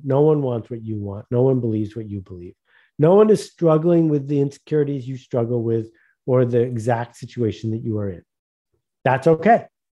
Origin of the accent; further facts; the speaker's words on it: Buffalo, New York, United States; So, you know, I grew up near Buffalo, New York, and that was the home of Fisher Price